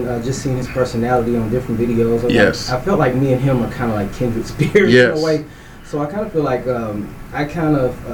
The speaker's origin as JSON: {"language": "English", "region": "Texas", "country": "United States", "tie": "born or raised there", "also_born_or_lived": "Omaha, Texas / Mount Pleasant, Texas", "said": "I was born in Mount Pleasant, Texas. Raised in Omaha, Texas, which is like a one road neighborhood."}